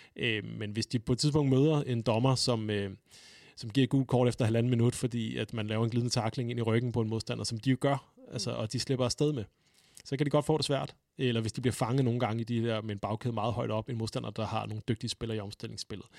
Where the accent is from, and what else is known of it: Denmark